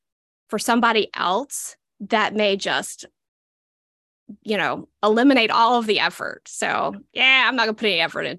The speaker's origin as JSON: {"language": "English", "region": "Southeastern United States", "country": "United States", "said": "I'm from the Southeastern United States. If cornbread and turnip greens could talk, this is what they would sound like."}